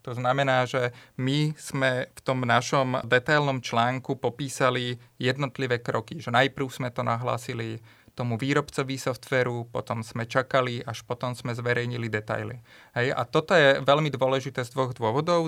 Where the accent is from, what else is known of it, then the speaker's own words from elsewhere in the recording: Topoľčany, Nitra Region, Slovakia; ja pochádzam z Topolčian a v malých e, Topolčanoch som akoby nemal s kým sa rozprávať